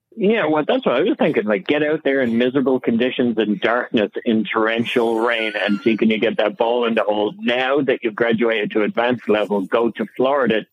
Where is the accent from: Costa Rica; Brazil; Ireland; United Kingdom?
Ireland; now in United States; I'm from Ireland